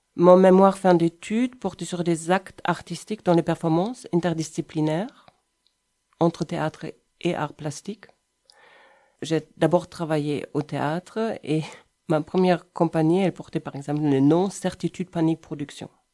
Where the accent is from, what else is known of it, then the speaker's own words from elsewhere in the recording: between Cologne and Düsseldorf, North Rhine-Westphalia, Germany; French is a second language; moved away as an adult; also born or lived in Brussels, Belgium; now in Montpellier, France; Je viens d'Allemagne, entre Cologne et Düsseldorf